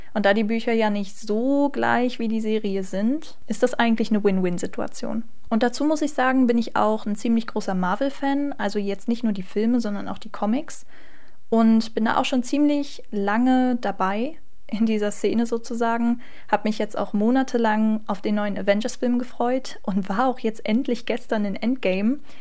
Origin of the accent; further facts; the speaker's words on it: Magdeburg, Saxony-Anhalt, Germany; komme gebürtig aus Magdeburg